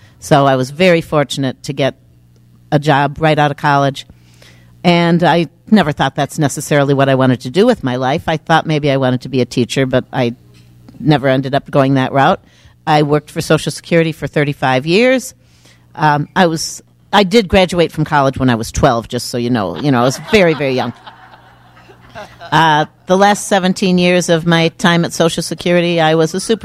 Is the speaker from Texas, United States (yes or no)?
no; Chicago suburbs, Illinois, United States; also born or lived in Milwaukee, Wisconsin / Phoenix, Arizona; now in St. Paul, United States; I grew up in the Chicago suburbs